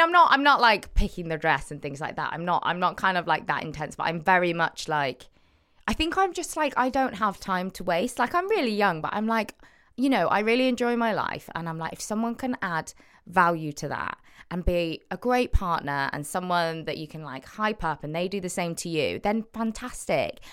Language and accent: English; Cheltenham, South West England, United Kingdom; moved away as an adult; now in Manchester, United Kingdom; Cheltenham, Cotswolds, go. Born and raised, and then I live in Manchester last six years.